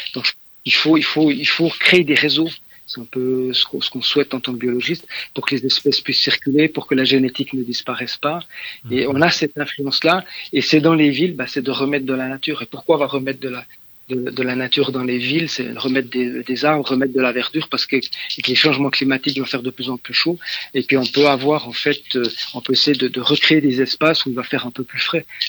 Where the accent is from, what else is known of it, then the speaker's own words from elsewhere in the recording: Switzerland; je suis suisse